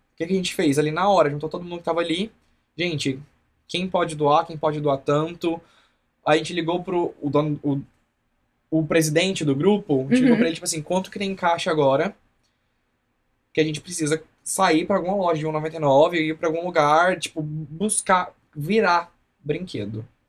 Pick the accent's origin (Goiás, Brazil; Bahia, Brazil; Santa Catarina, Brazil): Goiás, Brazil; Anicuns; moved away as an adult; also born or lived in Goiânia / Sertãozinho; now in Colorado, United States; Eu sou de Anicuns, Goiás